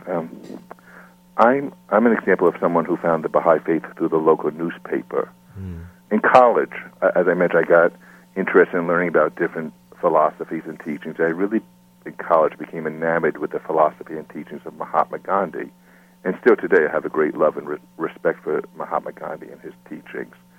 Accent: Smithtown, New York, United States; I grew up in Smithtown, Long Island, which is a town around 60 miles east of Manhattan. I lived here all my life.

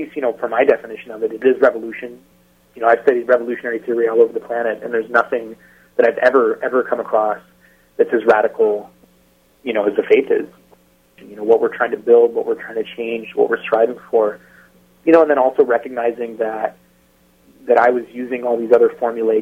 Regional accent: Eastern Washington, United States; also born or lived in Seattle; I moved back from Seattle to Eastern Washington to be with my family

